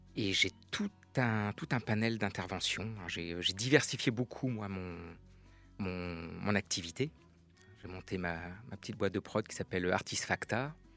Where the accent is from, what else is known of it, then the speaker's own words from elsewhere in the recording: Pays de la Loire, France; je suis originaire de Loire-Atlantique. Ça fait une quarantaine d'années que j'habite dans le coin